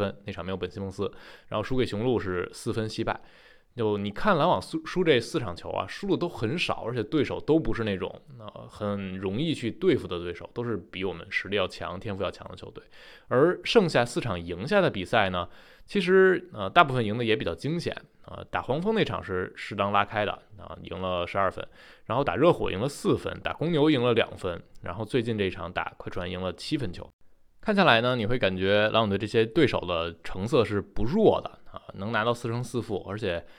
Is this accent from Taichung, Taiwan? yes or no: yes; Taichung, Taiwan; 欢迎来到篮球新事，